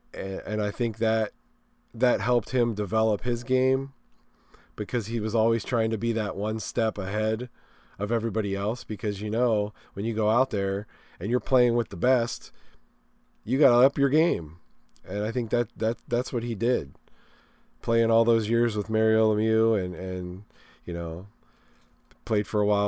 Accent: Pittsburgh, Pennsylvania, United States; living in Pittsburgh, growing up in Pittsburgh area.

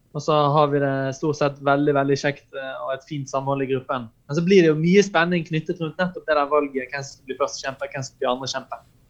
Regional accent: Norway; vi kristne i Norge i dag

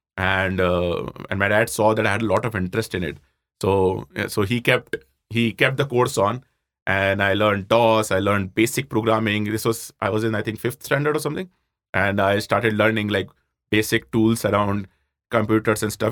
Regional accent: Jaipur, Rajasthan, India; moved away as an adult; also born or lived in Roorkee; I grew up in Jaipur, you know, typical middle-class family

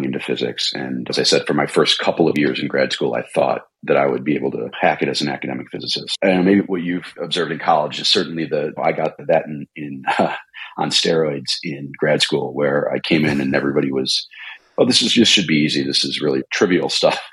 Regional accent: Midwest, United States; we're both from the Midwest

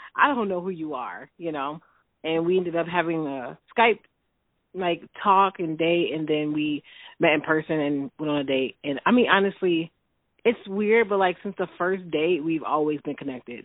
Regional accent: Chicago, Illinois, United States; also born or lived in Holland, Michigan; now in Lansing, United States; I am originally from Chicago

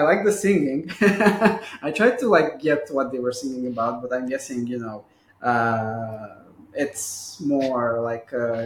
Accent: Bucharest, Romania; growing up in Bucharest

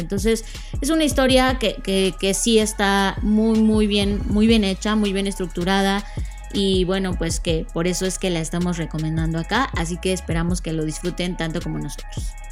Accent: Mexico; somos mexicanos

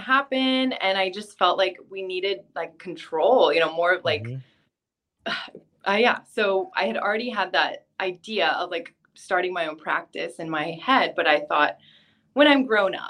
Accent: California, United States; moved away as an adult; also born or lived in Texas; now in Hawaii, United States; I'm from California

